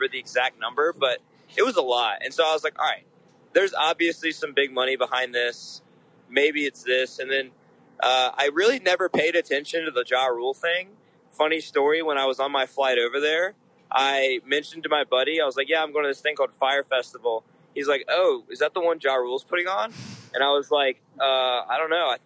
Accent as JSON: {"language": "English", "town": "Charlotte", "region": "North Carolina", "country": "United States", "said": "I'm from Charlotte."}